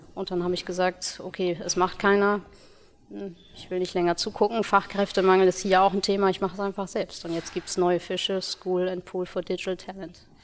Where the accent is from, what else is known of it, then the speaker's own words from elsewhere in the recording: Ruhr area, North Rhine-Westphalia, Germany; moved away as an adult; now in Hamburg, Germany; bin gebürtig aus dem Ruhrgebiet